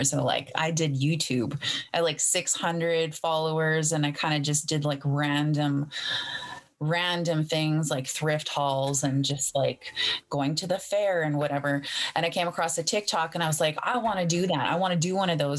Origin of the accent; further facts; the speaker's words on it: Treaty One Territory, Sagkeeng First Nation, Manitoba, Canada; also born or lived in Winnipeg, Manitoba; I live in Winnipeg, Manitoba. I'm Anishinaabe, and I am from Treaty One Territory. My band is Seguin Fort Alexander First Nation